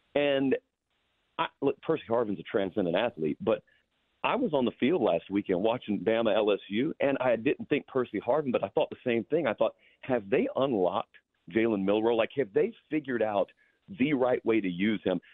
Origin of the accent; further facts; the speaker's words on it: the South, United States; growing up in the South